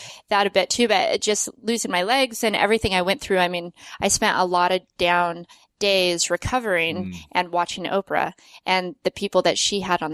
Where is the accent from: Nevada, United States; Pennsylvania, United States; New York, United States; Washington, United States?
Nevada, United States; Las Vegas; moved away as an adult; also born or lived in Salt Lake City; I grew up skiing in Vegas